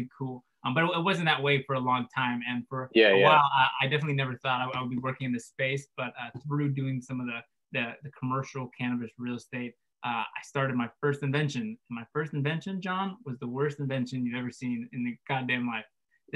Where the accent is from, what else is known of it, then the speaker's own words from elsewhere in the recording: Central Coast, San Luis Obispo / Santa Maria, California, United States; Oh, so I'm from pretty much where we're at now, Central Coast ish. We call it the Central Coast, but really just San Luis Obispo / Santa Maria. But pretty much grown up here my whole